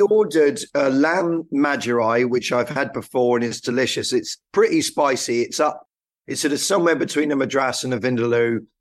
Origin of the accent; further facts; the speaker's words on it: Haslemere, South East England, United Kingdom; My parents lived just outside Hazelmere. in Surrey.